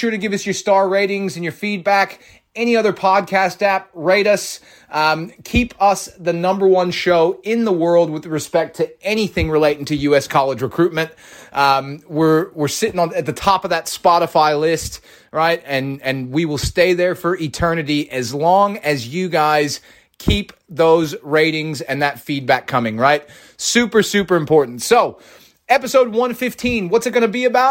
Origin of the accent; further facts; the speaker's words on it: United States; as an American